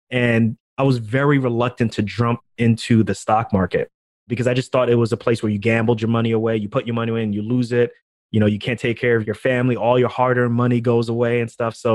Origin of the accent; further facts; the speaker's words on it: New York, United States; growing up in New York, my family's from Ghana, also, as you already know by the last name.